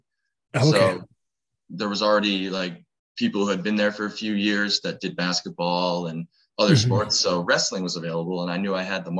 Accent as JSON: {"language": "English", "region": "New England", "country": "United States", "tie": "born or raised there", "said": "That was me growing up in New England."}